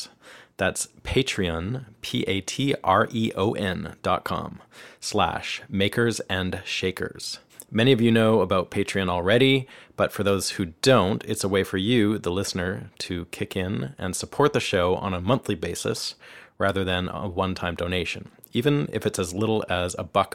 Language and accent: English; Canada; moved away as an adult; now in Nashville, United States; I'm a Canadian guitarist, songwriter, producer, and engineer, and I've been living and working here in Nashville for the last 4 years.